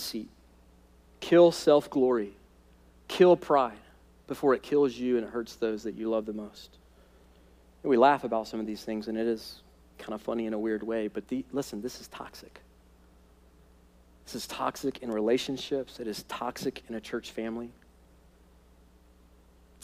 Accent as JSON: {"language": "English", "country": "United States", "said": "American Christians"}